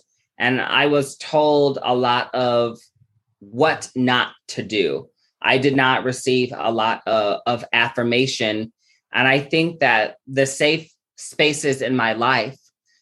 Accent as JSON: {"language": "English", "town": "Omaha", "region": "Nebraska", "country": "United States", "said": "I'm from Omaha, Nebraska."}